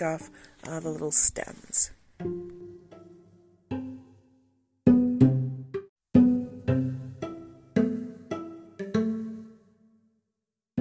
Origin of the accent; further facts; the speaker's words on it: United States; I'm an American